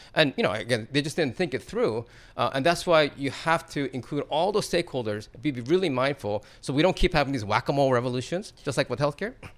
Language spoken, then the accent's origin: English; East Coast, United States; now in Silicon Valley, United States; where I grew up in the East Coast.